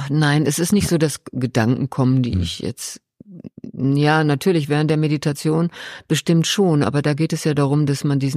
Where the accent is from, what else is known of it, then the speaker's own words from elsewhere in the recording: Ruhr area, North Rhine-Westphalia, Germany; ich komme aus dem Ruhrgebiet.